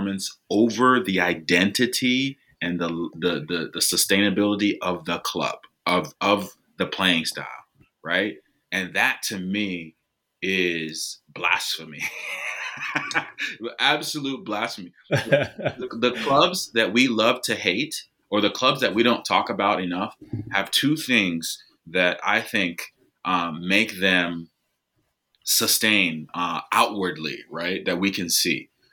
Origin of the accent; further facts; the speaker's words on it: United States; as an American